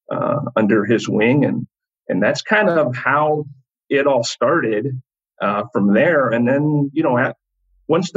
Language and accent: English; Sacramento, California, United States; my hometown, which is Sacramento, California